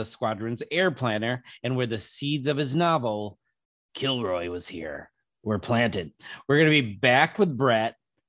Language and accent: English; Kalamazoo, Michigan, United States; I'm from Kalamazoo, born in.